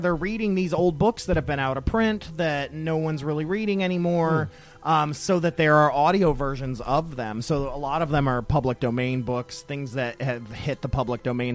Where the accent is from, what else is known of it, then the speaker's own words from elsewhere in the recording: Toledo, Ohio, United States; now in Louisville, United States; my hometown Toledo